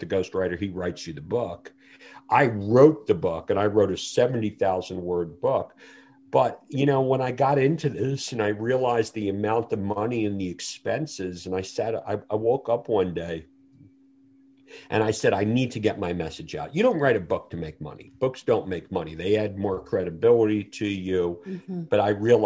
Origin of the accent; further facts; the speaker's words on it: New York City, New York, United States; I grew up in Brooklyn, New York